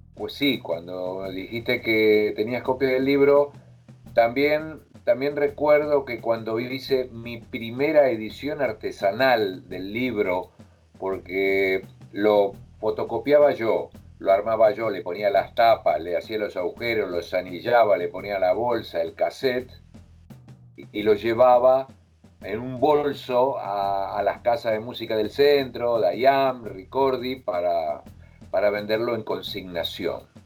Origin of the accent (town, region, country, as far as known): Argentina; now in Madrid, Spain